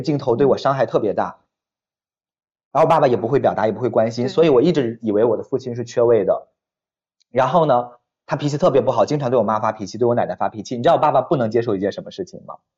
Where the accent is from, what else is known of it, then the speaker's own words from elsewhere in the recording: Weihai, Shandong, China; moved away; 我给我爸妈在我们山东威海的买了那个两层那种小楼，我住二楼